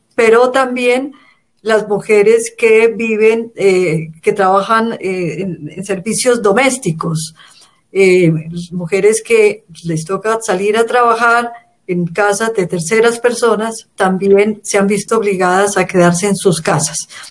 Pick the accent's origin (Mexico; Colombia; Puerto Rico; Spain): Colombia; soy de Colombia, vivo en Bogotá